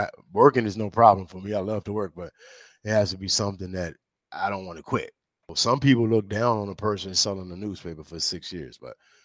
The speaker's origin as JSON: {"language": "English", "area": "St. Mary's County", "region": "Southern Maryland", "country": "United States", "tie": "born or raised there", "moved": "as an adult", "lives_now": "Washington, D.C., United States", "said": "I'm born in D.C., but my mom died when I was young. So me and my sister, we were raised in Southern Maryland"}